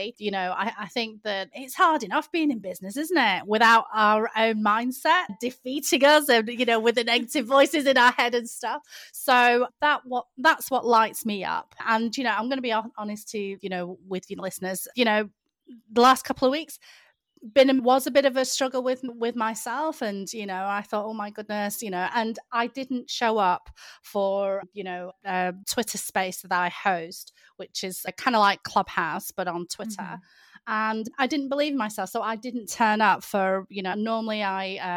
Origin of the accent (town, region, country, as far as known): United Kingdom